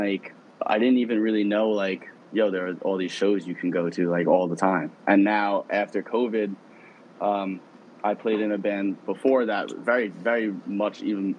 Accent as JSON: {"language": "English", "town": "Bethpage", "region": "New York", "country": "United States", "tie": "born or raised there", "said": "And like for me personally, like growing up in Bethpage, like let alone anything about Long Island shows and stuff"}